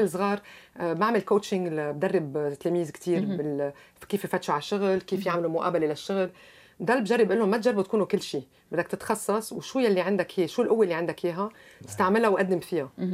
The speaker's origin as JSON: {"language": "Arabic", "country": "Lebanon", "moved": "yes", "lives_now": "Canada", "said": "اني لبنانيه"}